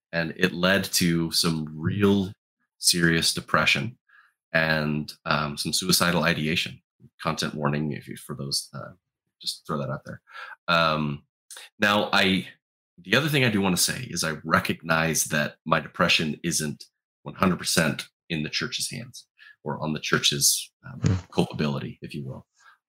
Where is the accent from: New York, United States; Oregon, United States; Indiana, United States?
Oregon, United States; Portland; I've never lived in Utah, so I'm not from Utah. I'm from the Pacific Northwest, Portland, Oregon. I live in a suburb just outside of Portland, Oregon.